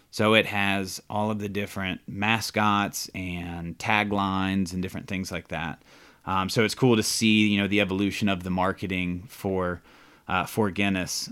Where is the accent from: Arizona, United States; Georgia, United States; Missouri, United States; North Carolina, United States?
Georgia, United States; Atlanta; moved away as an adult; now in Charlotte, United States; I'm originally from Georgia. I was born in South Georgia, grew up in Atlanta.